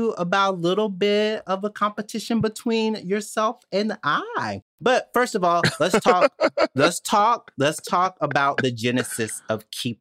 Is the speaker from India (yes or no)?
no; Mississippi, United States; I'm from Mississippi